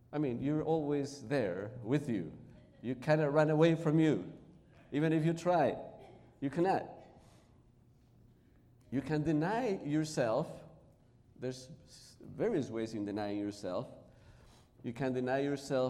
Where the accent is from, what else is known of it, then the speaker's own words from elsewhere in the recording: Peru; first language Spanish; English is a second language; moved away as an adult; now in Chicago, United States; As you notice, my accent is not American. I was born in Peru in South America. And I came to this country, I came to live here in 1990 in Chicago.